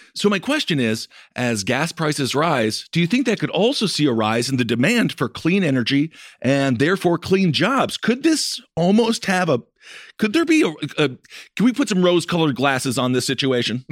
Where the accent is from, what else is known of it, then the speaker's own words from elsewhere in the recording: Wisconsin, United States; I'm from Wisconsin